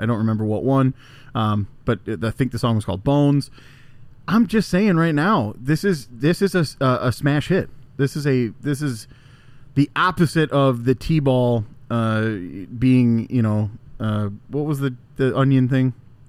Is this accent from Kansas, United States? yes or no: no; Elkhorn, Wisconsin, United States; Growing up in Elkhorn, right on Lake Wandawega